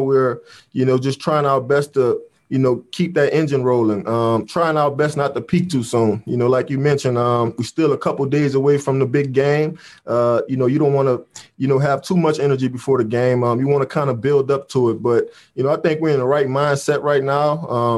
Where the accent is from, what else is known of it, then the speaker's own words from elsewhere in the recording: New Orleans, Louisiana, United States; growing up in New Orleans